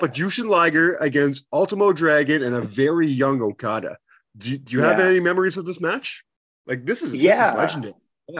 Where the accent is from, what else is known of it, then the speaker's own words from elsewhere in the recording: Canada; my home country, Canada